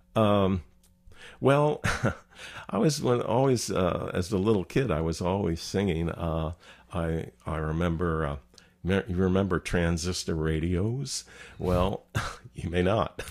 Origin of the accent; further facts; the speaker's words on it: New Jersey, United States; moved away as an adult; also born or lived in Baltimore / Long Branch / Seattle; now in Tucson, United States; I grew up in New Jersey